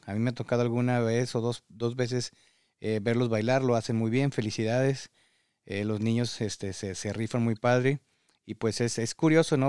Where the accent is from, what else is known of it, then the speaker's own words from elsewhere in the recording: Mexico; moved away as an adult; now in United States; padres mexicanos que emigramos en estas circunstancias